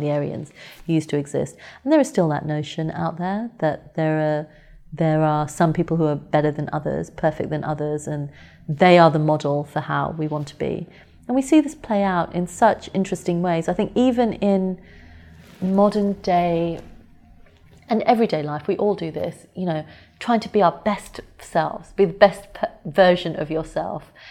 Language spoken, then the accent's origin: English; United Kingdom; I was born and brought up here. And in every way, I consider myself British